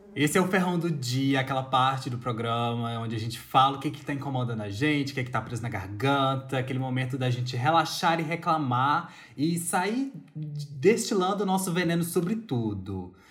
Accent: Brazil; na nossa perspectiva como brasileiro

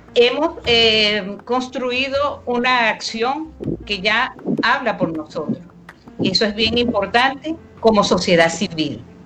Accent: Venezuela; moved away as an adult; now in Brazil; Tengo identidad venezolana. Soy venezolana, me gusta Venezuela

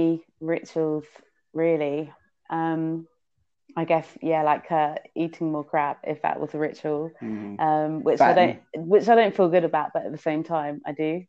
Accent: London, United Kingdom; I was born here in London. So was my mum, but my dad's Greek, basically.

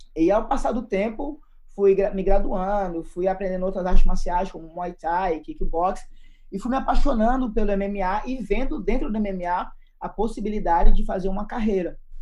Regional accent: Recife / Fortaleza, Northeast Brazil, Brazil; moved away as an adult; also born or lived in São Paulo, Brazil / Croatia; now in Taiwan; Eu sou natural de São Paulo, porém, aos 5 anos de idade, me mudei para Recife, no Pernambuco

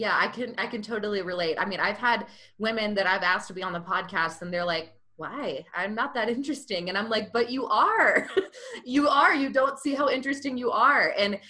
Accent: Georgia, United States; now in Utah, United States; And I'm originally from Georgia. Have lived all around the country, a little bit overseas, love traveling. And now I've ended up in Utah with my husband.

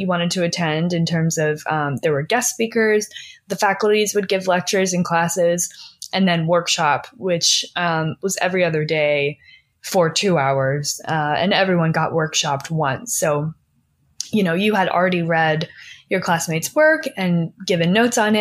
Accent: Philadelphia, Pennsylvania, United States; now in Los Angeles, United States; I'm from Philly

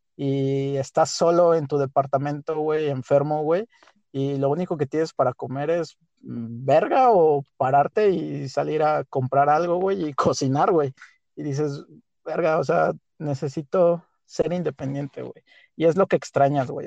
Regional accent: Huichapan, Hidalgo, Mexico; moved away; Yo soy de Huichapan, Hidalgo el bello y poderosísimo estado de Hidalgo

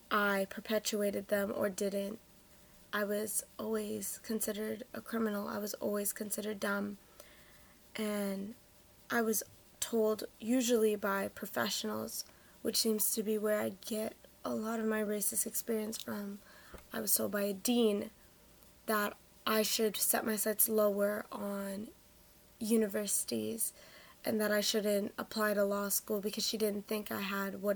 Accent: Toronto, Ontario, Canada; I'm from Toronto, Canada

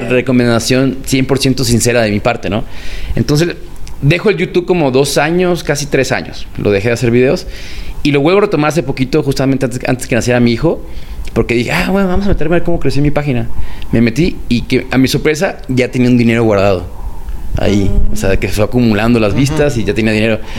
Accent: Guadalajara, Jalisco, Mexico; yo soy de Guadalajara

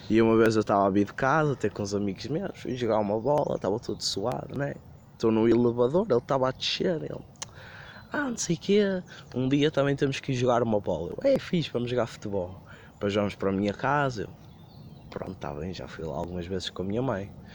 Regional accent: Porto, Norte, Portugal; eu sou do Porto, estou perdido em Setúbal

